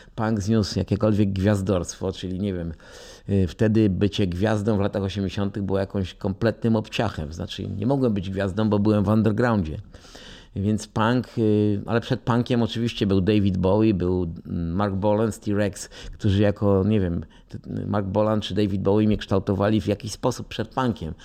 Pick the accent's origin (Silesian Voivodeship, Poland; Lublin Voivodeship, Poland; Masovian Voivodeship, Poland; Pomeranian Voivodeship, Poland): Silesian Voivodeship, Poland; Częstochowa; moved away as an adult; now in Warsaw, Poland; wychowałem się na Rakowie w Częstochowie